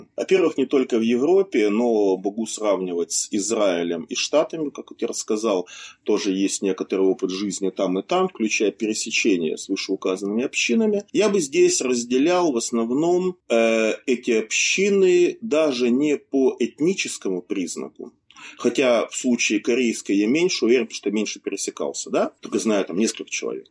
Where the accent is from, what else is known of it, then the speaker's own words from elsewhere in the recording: Siberia, Russia; moved away; Я вот родился в Сибири, поэтому Хакасская национальная республика, как там ее называют, была совсем рядом.